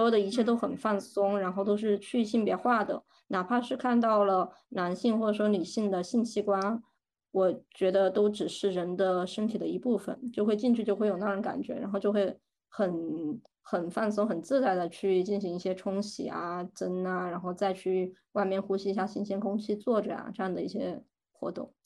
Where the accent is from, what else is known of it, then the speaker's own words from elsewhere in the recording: southern China, China; now in Germany; 我是南方人嘛，我在国内我其实是不太愿意去北方的澡堂洗澡的